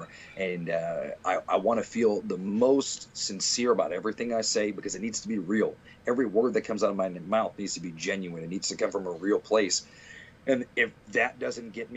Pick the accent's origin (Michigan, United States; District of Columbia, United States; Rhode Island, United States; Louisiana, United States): Rhode Island, United States; Providence; I live and die in Providence